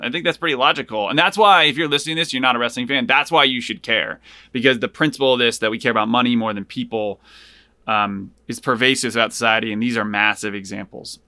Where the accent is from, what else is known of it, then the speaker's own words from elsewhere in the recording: Hartford, Connecticut, United States; also born or lived in Buffalo, New York; I lived in Buffalo for two years when I was little, but I grew up in outside of Hartford in Connecticut